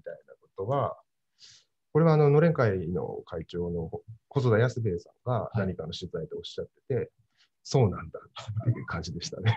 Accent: Tokyo, Japan; also born or lived in Toshima, Tokyo; 僕は全然、文京区で育ったり、はい、豊島区で育ったりしてるんで

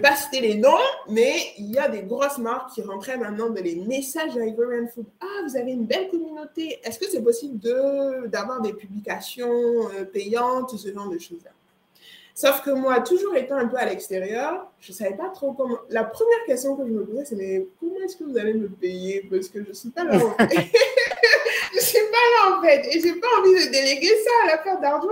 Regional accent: Côte d’Ivoire; moved away; also born or lived in Montreal, Canada; je viens de Côte d'Ivoire

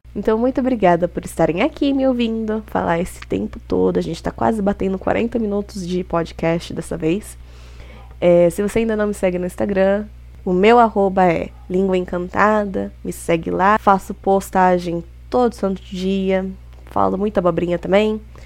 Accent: Brazil; a gente, sendo brazuca

